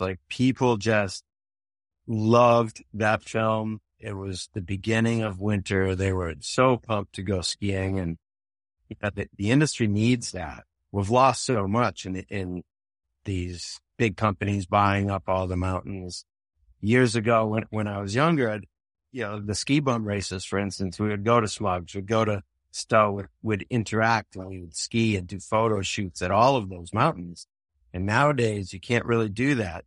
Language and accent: English; Boston, Massachusetts, United States; moved away as an adult; also born or lived in Milton, Massachusetts; now in Vermont, United States; I grew up in Boston